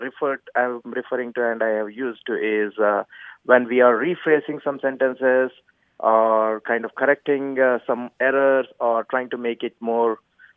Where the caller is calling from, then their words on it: Frisco, Texas, United States; I'm calling from Frisco, Texas.